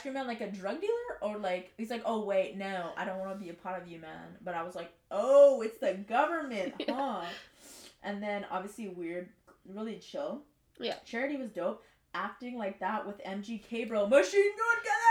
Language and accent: English; Montreal, Quebec, Canada; also born or lived in Verdun, Montreal; technically I'm from the West